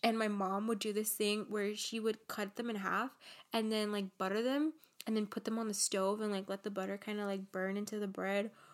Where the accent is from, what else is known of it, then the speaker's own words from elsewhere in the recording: Los Angeles, California, United States; I was born and raised here in Los Angeles